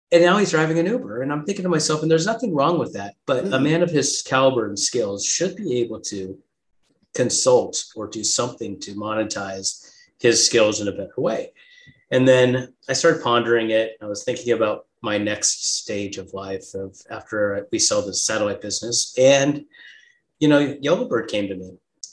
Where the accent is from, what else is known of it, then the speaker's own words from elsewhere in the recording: Southern California, United States; now in Scottsdale, United States; I was here in Scottsdale, Arizona, which is where I live now. And I grew up in Southern California